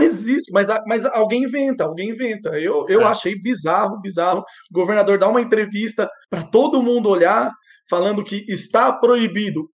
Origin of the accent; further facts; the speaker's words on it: Santo André, São Paulo, Brazil; Eu sou de Santo André